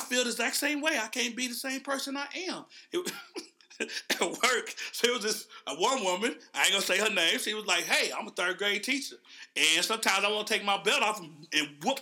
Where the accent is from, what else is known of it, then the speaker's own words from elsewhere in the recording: Oklahoma, United States; I'm from Oklahoma.